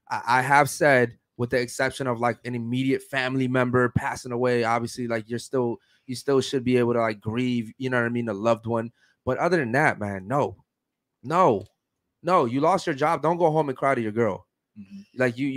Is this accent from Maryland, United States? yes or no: yes; Baltimore, Maryland, United States; I was raised in Baltimore, Maryland, where there's nothing but violence, drugs, and murder.